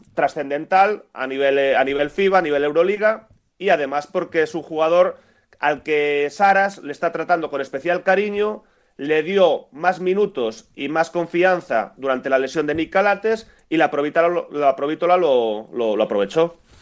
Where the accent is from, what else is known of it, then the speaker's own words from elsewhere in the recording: Lugo, Galicia, Spain; yo como lucense y broganista